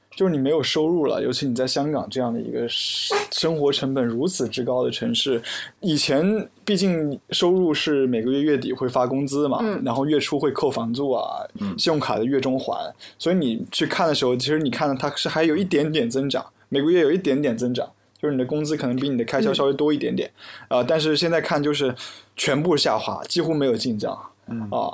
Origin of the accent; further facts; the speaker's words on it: Hefei, Anhui, China; now in Hong Kong; 我的家乡合肥